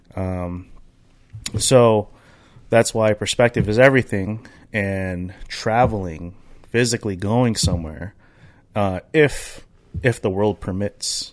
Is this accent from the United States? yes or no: yes; United States; I'm American. I grew up here